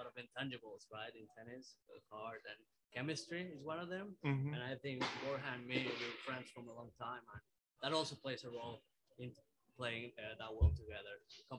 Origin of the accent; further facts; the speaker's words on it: Mexico; Doubles has been one of my favorite parts of tennis since I was little, growing up in Mexico, then college